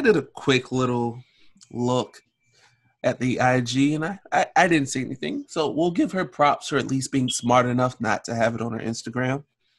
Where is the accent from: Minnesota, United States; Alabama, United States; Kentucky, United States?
Alabama, United States; I grew up in Alabama.